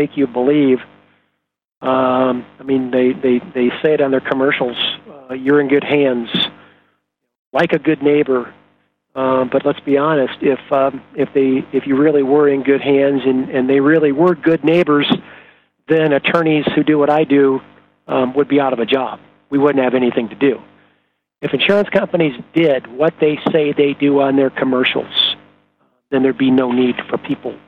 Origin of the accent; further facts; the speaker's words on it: Iowa, United States; moved away as an adult; also born or lived in Arizona / Chicago; now in Phoenix, United States; I am a good, hardworking Midwestern boy. I grew up in Iowa. Moved to Arizona when I was 20 years old to go to school.